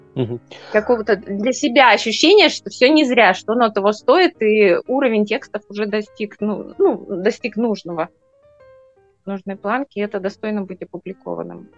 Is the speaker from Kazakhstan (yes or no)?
no; Arkhangelsk Oblast, Russia; мой родной край, Архангельская область